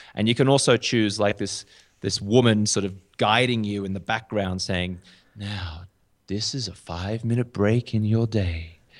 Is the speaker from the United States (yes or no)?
no; Australia; accent: Australian; moved away as an adult; also born or lived in London; now in Bogota, Colombia; I do have a, uh, an Australian accent. So, uh, I'm from Australia